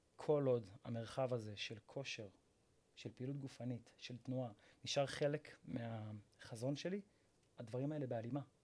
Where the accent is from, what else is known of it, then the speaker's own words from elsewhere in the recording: Rishon LeZion, Central District, Israel; אני מראשון לציון, ואני בן 34